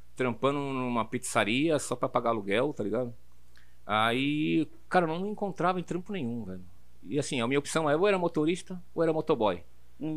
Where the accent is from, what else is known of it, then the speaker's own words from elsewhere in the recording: São Paulo, Brazil; eu sou de São Paulo, total, de São Paulo. Eu uhum. nasci na Madalena, fui morar no Butantã, e do Butantan eu vim pro Braz